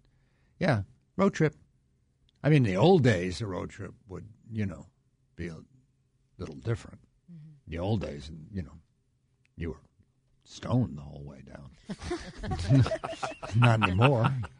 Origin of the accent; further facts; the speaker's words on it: New York, United States; moved away; growing up in New York